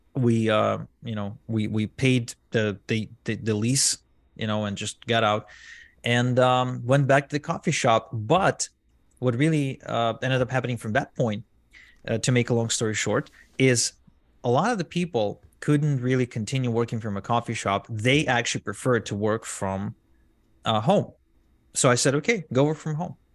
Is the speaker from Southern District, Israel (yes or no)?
yes; Arad, Southern District, Israel; English is a second language; I grew up in a small town in Israel where most people didn't even speak English